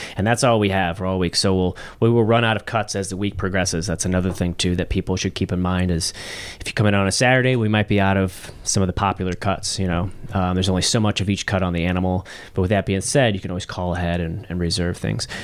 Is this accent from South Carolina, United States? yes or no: no; St. Charles, Missouri, United States; also born or lived in St. Louis; I'm, uh, born and raised in Saint Louis. I grew up in Saint Charles